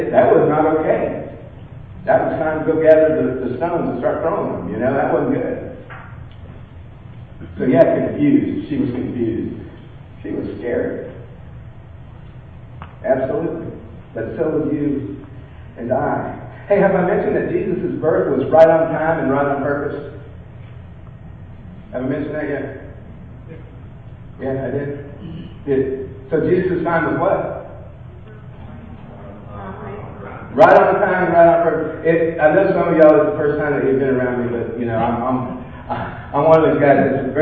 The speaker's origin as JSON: {"language": "English", "region": "California", "country": "United States", "tie": "born or raised there", "moved": "yes", "said": "I was born in California"}